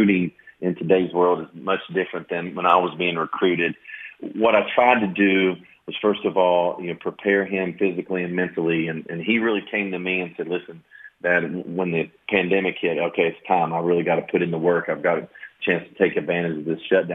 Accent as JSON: {"language": "English", "town": "Knoxville", "region": "Tennessee", "country": "United States", "also_born_or_lived": "New York / South Florida / Marshall University, West Virginia", "moved": "yes", "lives_now": "Lexington, United States", "said": "I'm from Knoxville, Tennessee"}